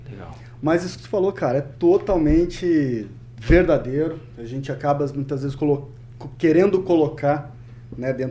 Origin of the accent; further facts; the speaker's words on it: Cornélio Procópio, Paraná, Brazil; moved away as an adult; also born or lived in Curitiba / Londrina / Ponta Grossa; nasci né, em Cornélio Procópio, vivi lá até os meus 18 anos, com 19 anos eu saí de Cornélio, fiz uma breve passagem por Curitiba